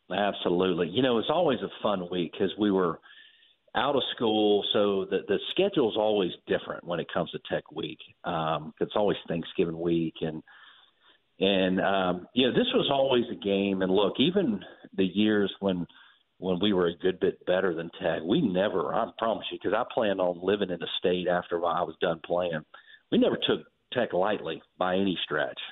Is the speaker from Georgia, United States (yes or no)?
yes; Georgia, United States; having grown up in the state